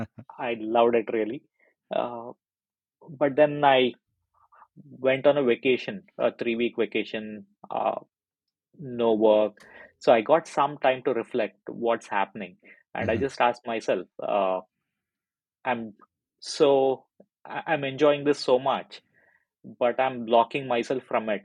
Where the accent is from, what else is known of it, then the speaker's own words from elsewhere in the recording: India; moved away as an adult; now in United Kingdom; I'm originally from India, so that's where I was working with uh, a very big medical device company there.